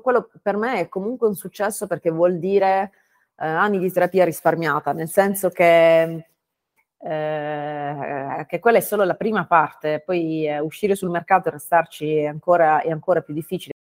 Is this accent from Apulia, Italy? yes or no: yes; Bari, Apulia, Italy; moved away as an adult; also born or lived in Bologna / France / Denmark / United States; sono barese um, e dopo 18 anni fuori dalla mia città natale